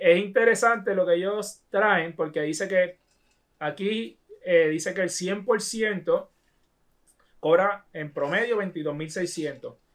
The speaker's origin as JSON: {"language": "Spanish", "town": "Toa Baja", "country": "Puerto Rico", "tie": "born or raised there", "said": "yo me crié en Tuabaja"}